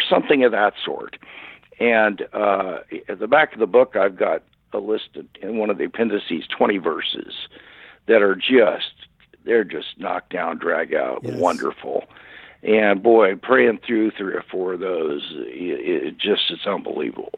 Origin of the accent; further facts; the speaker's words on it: Kansas City, Missouri, United States; moved away; I, I was born and raised in Kansas City, Missouri